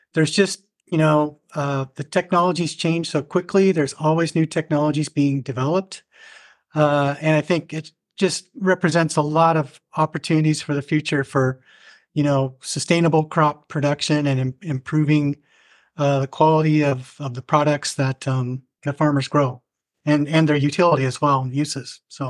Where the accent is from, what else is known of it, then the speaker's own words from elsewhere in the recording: Southeast Iowa, United States; also born or lived in Berkeley, California; I grew up in Southeast Iowa on a farm